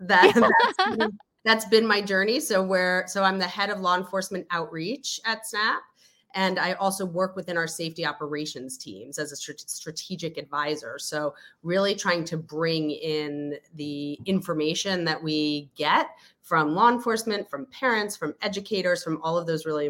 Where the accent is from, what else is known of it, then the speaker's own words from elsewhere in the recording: New York City, New York, United States; also born or lived in The Hague; I hail from New York City